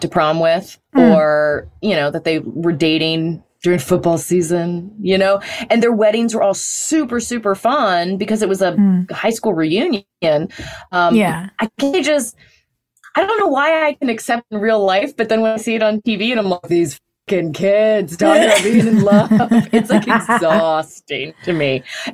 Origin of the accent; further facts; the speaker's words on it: the South, United States; I'm from the South